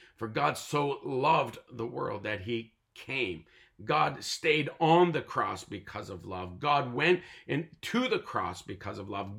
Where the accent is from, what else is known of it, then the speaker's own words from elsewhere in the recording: Tyendinaga Mohawk Territory, Ontario, Canada; I was born and raised on the Tallinga Mohawk territory, and I am a native North American Mohawk